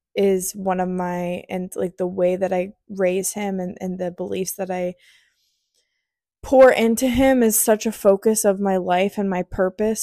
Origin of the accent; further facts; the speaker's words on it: near Columbus, Ohio, United States; moved away; I was in Columbus, Ohio, close to my hometown